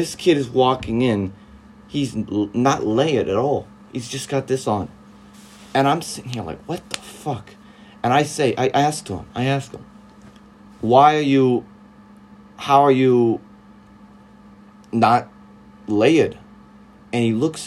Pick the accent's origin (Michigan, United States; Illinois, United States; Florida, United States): Florida, United States; Southern; moved away as an adult; So I'm from Southern Florida. I'm from the South